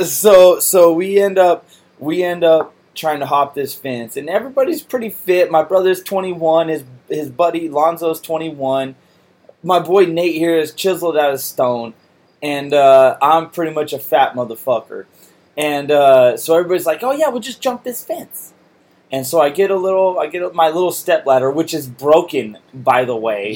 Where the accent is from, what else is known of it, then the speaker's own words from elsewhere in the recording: Salinas, California, United States; I'm from Salinas